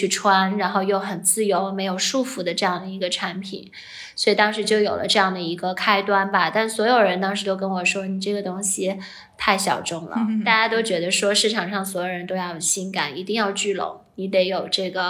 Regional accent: Shanghai, China; moved away as an adult; also born or lived in Hong Kong / United States; 我是呃出生在上海

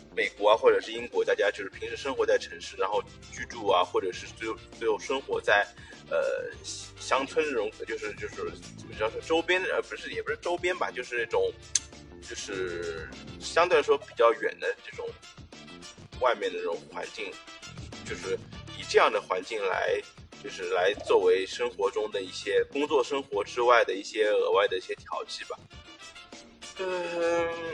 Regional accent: Shanghai, China; 我小时候在上海生活

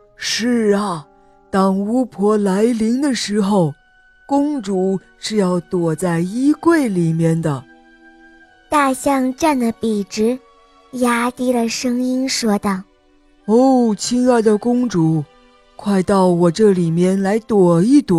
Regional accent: Xi'an, Shaanxi, China; 今年我四岁了，我来自西安

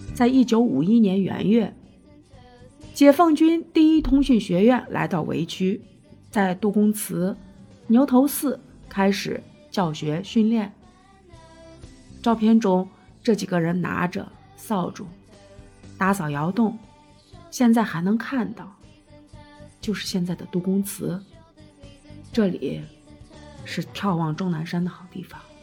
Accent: Xi'an, Shaanxi, China; also born or lived in Lianhu District, Xi'an; 我老家，也就是我娘家长安县的故事。长安县其实现在叫长安区。我从长安区嫁到莲湖去，离得并不远。我大学以前一直生活在长安县。那是一个人杰地灵的好地方。

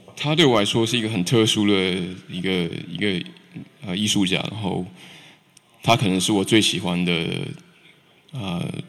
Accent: Taichung, Taiwan; also born or lived in New Zealand; now in Beijing, China; 台湾，我是台中出生，台中人

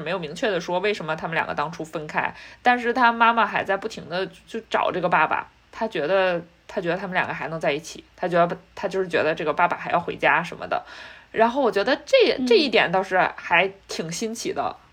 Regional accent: China; now in United States; 我们在中国长大的小孩儿

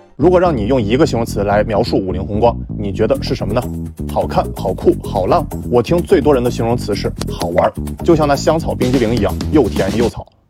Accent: China; 我们中国人

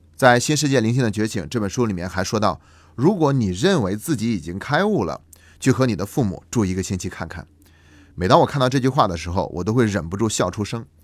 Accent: China; 对于我们中国人来说

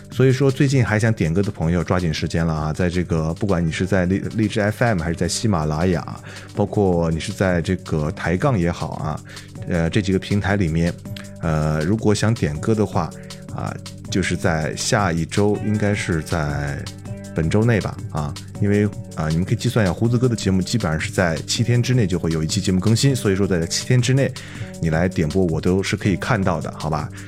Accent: Northwest China, China; 一个地道的西北汉子

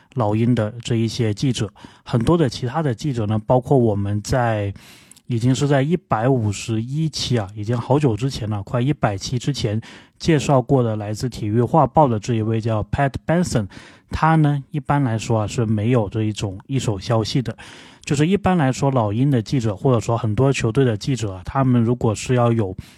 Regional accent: Guangzhou, Guangdong, China; 我是广州人

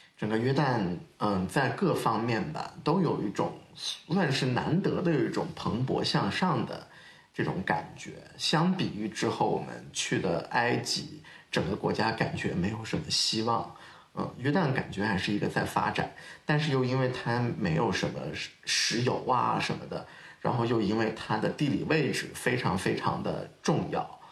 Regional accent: China; 我们中国人

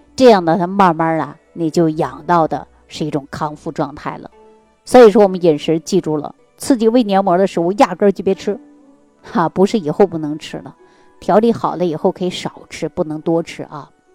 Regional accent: Northeast China, China; 尤其我们老家就是东北地区的人

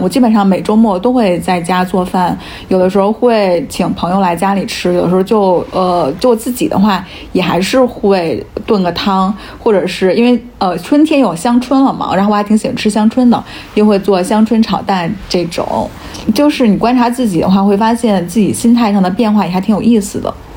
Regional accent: the North, northern China, China; 因为我是在北方长大的嘛

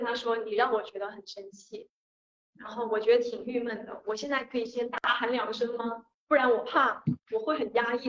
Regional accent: Guangdong, China; 我是潮汕人

